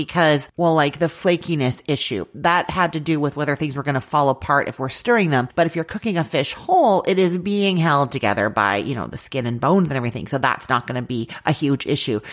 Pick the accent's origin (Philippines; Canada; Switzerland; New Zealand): Canada; I'm Canadian